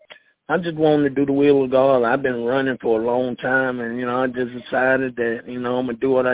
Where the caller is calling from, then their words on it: Concord, North Carolina, United States; I'm calling from Concord, North Carolina.